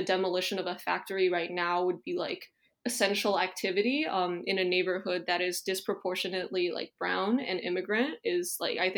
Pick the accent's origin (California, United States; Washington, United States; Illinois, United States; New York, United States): Illinois, United States; Chicago; moved away as an adult; also born or lived in Hunan, China / New Haven, Connecticut; I've been growing up in Chicago for pretty much my whole life